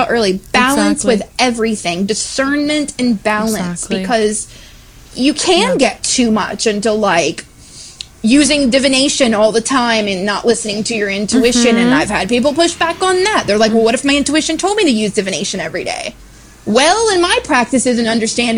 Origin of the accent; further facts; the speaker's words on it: Florida, United States; I grew up in Florida